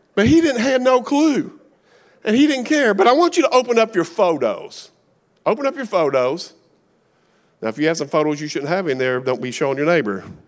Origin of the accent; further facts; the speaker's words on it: Kentucky, United States; accent: Appalachian; I'm from Kentucky. I'm redneck. We don't know how to spell. We make up our own words. We have our own language. Appalachian one oh one